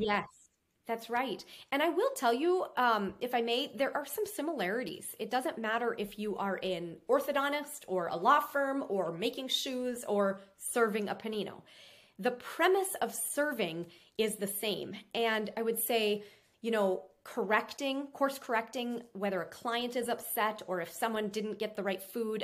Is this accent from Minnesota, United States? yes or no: yes; Minnesota, United States; now in Florida, United States; I'm from Minnesota